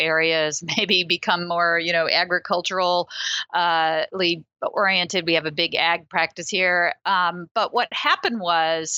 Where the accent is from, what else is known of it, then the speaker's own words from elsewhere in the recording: Midwest, United States; also born or lived in New York City; now in Des Moines, United States; I grew up in the Midwest and I was looking for a way to come back after 11 years